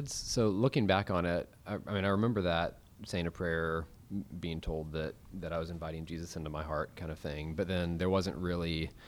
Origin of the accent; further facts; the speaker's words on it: Weatherford, Texas, United States; also born or lived in Fort Worth, Texas; I was born in Fort Worth. My family was living in Graham, and the day that I was born, my dad actually got a job as a physical therapist in Weatherford, and so all of my memories growing up are from about half an hour outside of Fort Worth